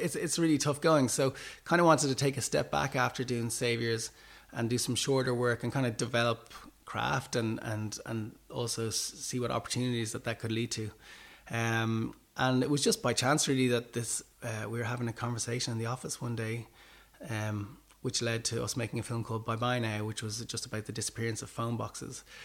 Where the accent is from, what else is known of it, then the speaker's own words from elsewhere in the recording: Ireland; as Irish people